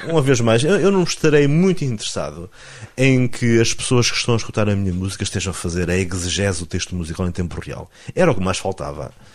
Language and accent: Portuguese; Alvites, Norte, Portugal; eu sou transmontano e sou pedra dura